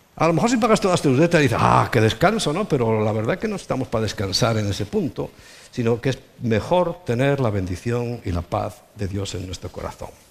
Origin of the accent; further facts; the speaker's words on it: Spain; also born or lived in Lleida; now in Madrid, Spain; yo soy un español de toda la vida. Español de España